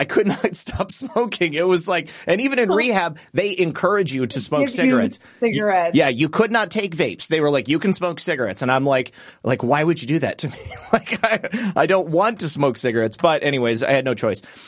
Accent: Michigan, United States; moved away as an adult; now in Florida, United States; I'm from Michigan

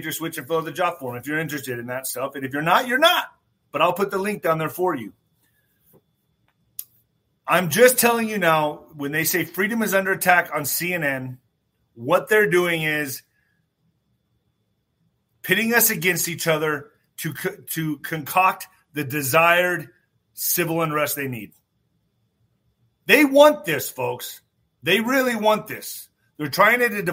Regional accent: United States

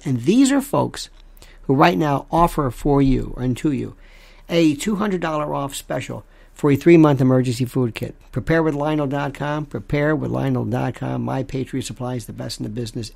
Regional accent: United States; I'm an American

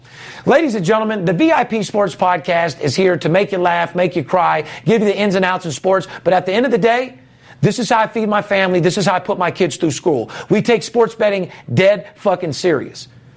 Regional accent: Las Vegas, Nevada, United States; I'm third generation, born and raised in Las Vegas.

